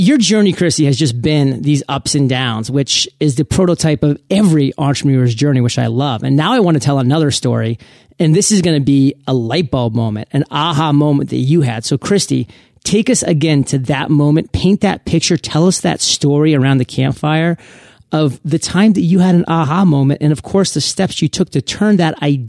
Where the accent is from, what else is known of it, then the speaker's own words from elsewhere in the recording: Maine, United States; I mean, I love Maine. I'm from Maine. I had finally moved back to Maine after being gone for 13 years post high school.